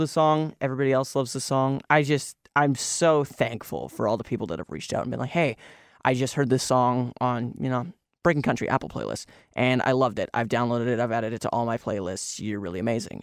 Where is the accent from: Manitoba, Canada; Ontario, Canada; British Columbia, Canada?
British Columbia, Canada; Kelowna; Kelowna, my hometown